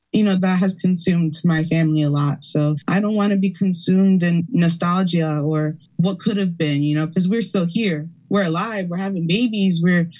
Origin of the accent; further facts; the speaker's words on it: Camden, New Jersey, United States; born there; also born or lived in Philadelphia, United States / Orlando, United States; I was born in Camden. I've lived my life mostly between here in Philly, Lenape Hawking area, or down in Florida, in Orlando, and like a mostly Boricua and diaspora community. And now I'm raising my children here in Philly.